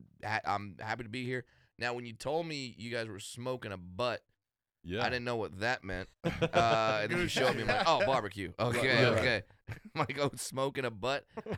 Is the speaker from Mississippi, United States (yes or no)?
no; Orange County, California, United States; I grew up in Orange County, California.